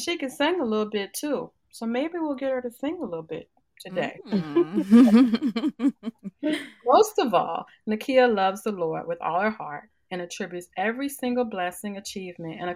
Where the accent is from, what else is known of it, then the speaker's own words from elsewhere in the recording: Virginia, United States; now in Savannah, United States; my home state of Virginia